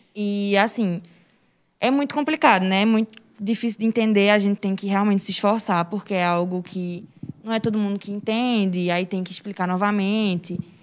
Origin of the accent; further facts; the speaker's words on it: Serra Talhada, Pernambuco, Brazil; moved away; also born or lived in Recife; Eu sou daqui de Serra Talhada, natural de Serra Talhada, mas eu morava em Recife